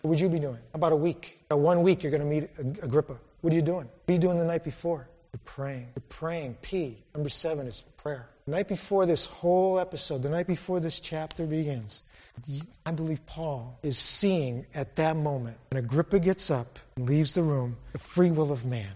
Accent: Palm Bay, Florida, United States; I'm from Florida, Bombay, Florida.

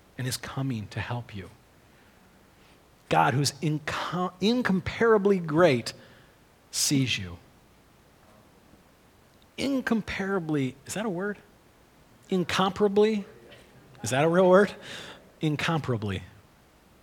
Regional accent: United States; We grew up on Big Lake

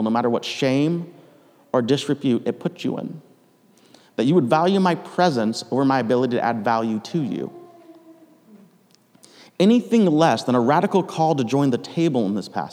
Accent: United States; moved away as an adult; now in Canada; I'm American

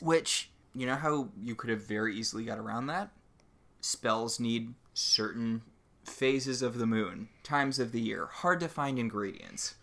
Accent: New England, United States; I grew up in New England

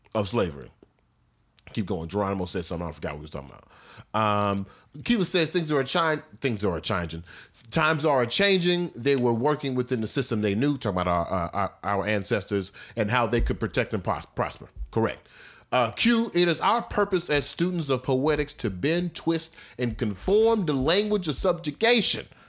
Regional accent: Missouri, United States; when I was growing up in Missouri

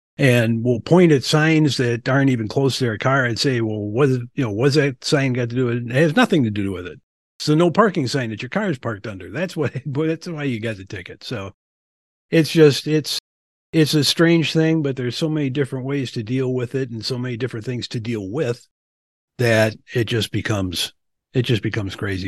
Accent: Milwaukee, Wisconsin, United States; also born or lived in Springfield, Massachusetts / Albany, New York / Florida; now in Lansing, United States; I was born and raised in Milwaukee

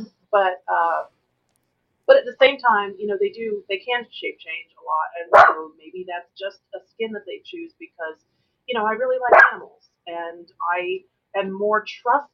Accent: Northern California, United States; When I was really little, we lived in the country, and I'm originally from Northern California, and we lived in a rural area

